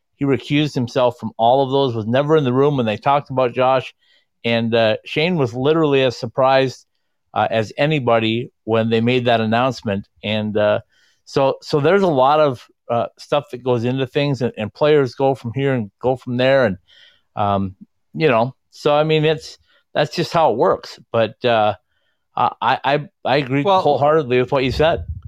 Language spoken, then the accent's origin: English; Minnesota, United States; being a Minnesotan